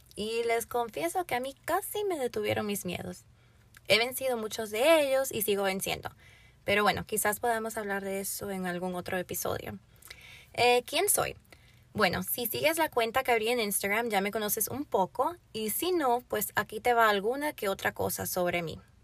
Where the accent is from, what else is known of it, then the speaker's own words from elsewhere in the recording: Florida, United States; also born or lived in Puerto Rico; Vivo en el estado de la Florida. Vivo aquí desde los 8 años de edad. Mis padres son de República Dominicana y yo nací en Puerto Rico